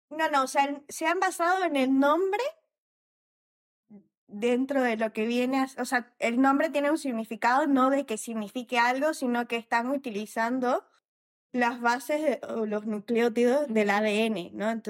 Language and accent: Spanish; Bolivia; soy de Bolivia.